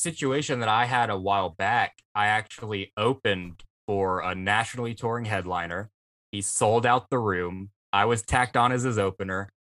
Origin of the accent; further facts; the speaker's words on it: South Mississippi, United States; around here where we're from South Mississippi.